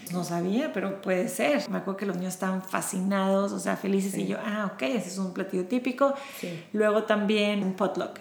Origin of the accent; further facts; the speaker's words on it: Monterrey, Nuevo León, Mexico; moved away as an adult; now in Houston, United States; Yo nací en Monterrey, México